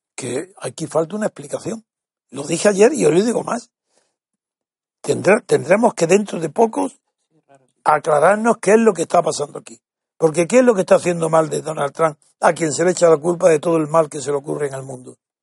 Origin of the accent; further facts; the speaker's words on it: Spain; Soy blanco, soy español.